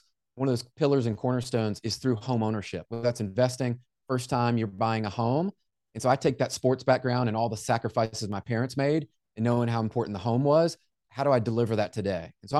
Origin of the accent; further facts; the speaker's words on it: Memphis, Tennessee, United States; Jen, I grew up in Memphis, and I don't know if you know Memphis, Tennessee, but kind of a rough area that's there.